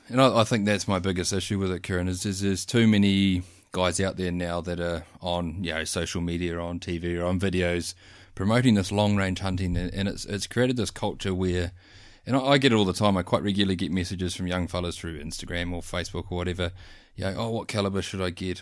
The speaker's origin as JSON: {"language": "English", "region": "North Island", "country": "New Zealand", "tie": "born or raised there", "also_born_or_lived": "South Island", "moved": "yes", "said": "I grew up bush hunting in the North Island"}